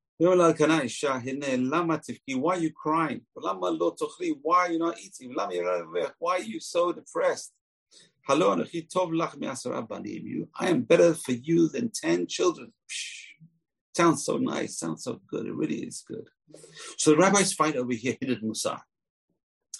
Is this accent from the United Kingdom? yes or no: yes; England, United Kingdom; I grew up in England